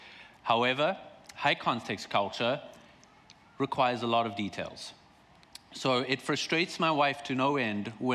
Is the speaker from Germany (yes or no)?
no; South Africa; moved away as an adult; now in Vancouver, Canada; I'm from South Africa